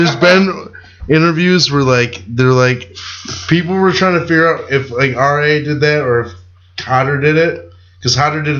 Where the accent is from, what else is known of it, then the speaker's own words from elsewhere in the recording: California, United States; My home state.